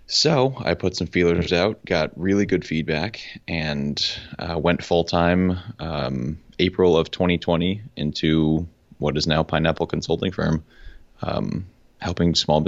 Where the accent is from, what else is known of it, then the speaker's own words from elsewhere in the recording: Connecticut, United States; now in Charlotte, United States; I'm originally from Connecticut, which we were just talking about. We're very proud of our pizza there. And it's one of the bright spots of Connecticut. But I moved down to Charlotte, North Carolina, because there's a whole lot more going on down here.